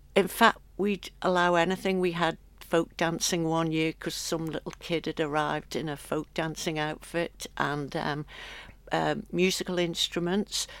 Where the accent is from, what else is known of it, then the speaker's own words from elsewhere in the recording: Isle of Man; moved away as an adult; also born or lived in London; when I got back home, I'd always done the Stedfords as a child, and they used to be prolific all over the island.